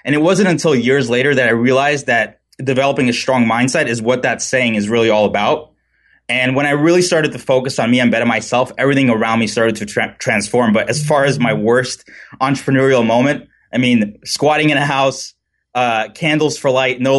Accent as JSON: {"language": "English", "town": "New York City", "region": "New York", "country": "United States", "tie": "born or raised there", "lives_now": "San Clemente, United States", "said": "We reside in beautiful San Clemente, California. I grew up originally in New York City, and I'm kind of getting used to having just one season instead of four"}